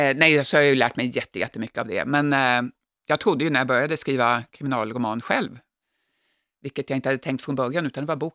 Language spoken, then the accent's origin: Swedish; Jakobsberg, Stockholm County, Sweden; also born or lived in Skåne / Norrbotten; Jag är uppvuxen delvis i Stockholm, så jag, men jag är född i Skåne och har bott uppe i Norrbotten.